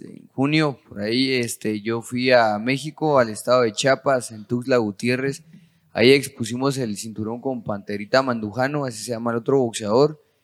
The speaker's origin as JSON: {"language": "Spanish", "region": "Quetzaltenango", "country": "Guatemala", "moved": "as an adult", "lives_now": "Guatemala City, Guatemala", "said": "soy del departamento de Quetzaltenango, orgullosamente súper chivo"}